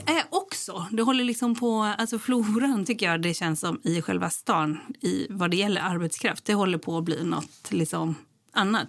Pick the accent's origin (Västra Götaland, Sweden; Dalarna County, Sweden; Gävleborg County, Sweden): Västra Götaland, Sweden; Gothenburg; jag kommer ju från Göteborg